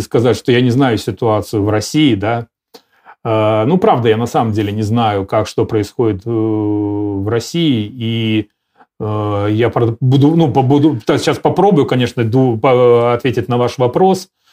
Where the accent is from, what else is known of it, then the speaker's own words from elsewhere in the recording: Belarus; я себе как белорус